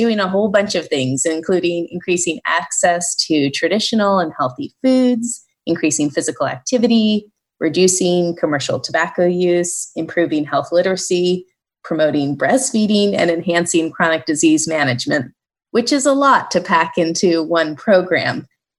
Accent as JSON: {"language": "English", "region": "Alaska", "country": "United States", "tie": "born or raised there", "said": "I grew up in Alaska and have always loved living here"}